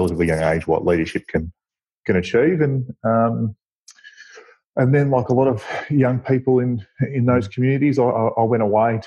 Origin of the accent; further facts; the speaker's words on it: Birchip, Victoria, Australia; also born or lived in Swan Hill; I was born in Swan Hill and grew up in Birchip.